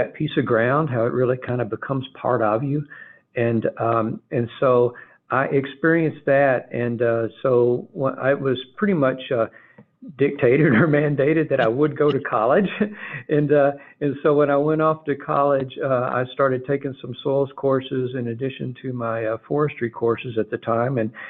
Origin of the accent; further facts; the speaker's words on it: Glasgow, Kentucky, United States; my small town where I grew up in Glasgow, Kentucky, south central part of Kentucky